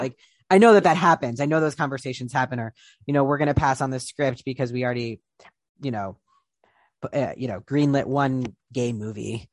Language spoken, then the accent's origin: English; Columbus, Ohio, United States; Columbus, Ohio, where I'm from